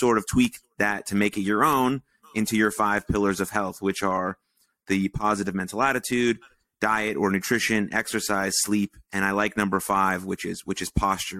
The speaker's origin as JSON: {"language": "English", "region": "Michigan", "country": "United States", "tie": "born or raised there", "also_born_or_lived": "South Dakota", "moved": "yes", "said": "I grew up in Michigan"}